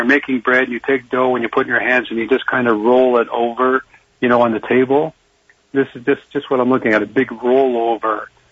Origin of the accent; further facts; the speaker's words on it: Canada; I'm a Canadian. I'm not American